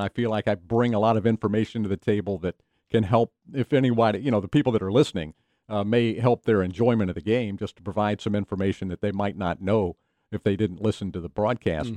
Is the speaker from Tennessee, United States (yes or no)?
yes; Knoxville, Tennessee, United States; I grew up in Knoxville, Tennessee